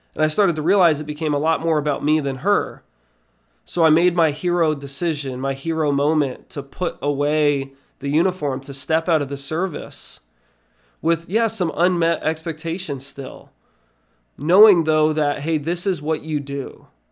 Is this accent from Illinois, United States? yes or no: no; Nazareth, Pennsylvania, United States; I was born and raised in Nazareth, Pennsylvania.